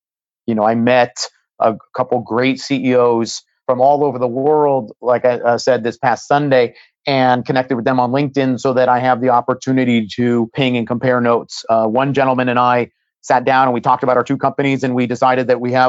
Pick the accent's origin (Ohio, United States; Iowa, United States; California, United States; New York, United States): California, United States; Silicon Valley; I've been fortunate growing up in Silicon Valley to have some really great mentors.